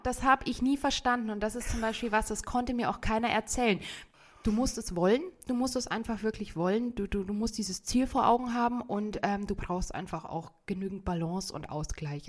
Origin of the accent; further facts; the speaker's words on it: Bad Tölz, Bavaria, Germany; also born or lived in North Rhine-Westphalia / Tübingen; now in Garmisch-Partenkirchen, Germany; ich bin gebürtige Tölzerin